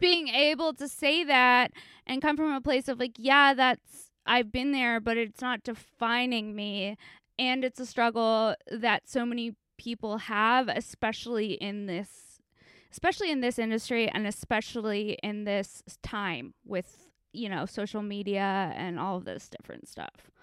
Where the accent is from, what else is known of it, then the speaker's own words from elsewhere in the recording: Los Angeles, California, United States; I'm from Encino in the Sh-, San Fernando Valley